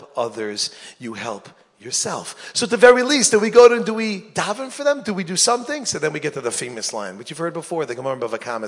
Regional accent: New York, United States; When I grew up in New York, my barber, his name was, Italian guy, his name was Tito.

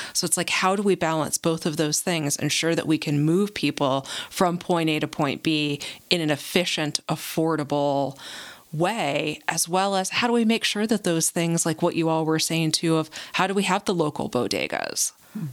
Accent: New Jersey, United States; now in New Mexico, United States; I didn't choose uh, to be born and raised in New Jersey

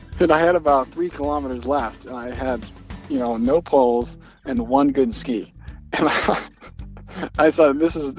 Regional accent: Alaska, United States; The weather, you know, it has four seasons just like everywhere else.

